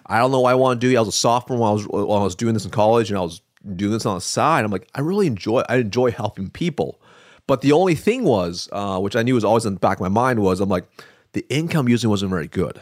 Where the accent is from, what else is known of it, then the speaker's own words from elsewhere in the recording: Eugene, Oregon, United States; moved away; I'm from Eugene